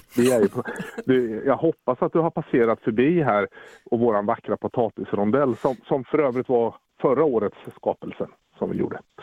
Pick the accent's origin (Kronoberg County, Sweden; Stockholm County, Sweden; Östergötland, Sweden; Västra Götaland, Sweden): Östergötland, Sweden; Mjölby; also born or lived in Södermanland; Jag är helt ärligt sörmlänning från början men blev ju annekterad hit i åttaårsåldern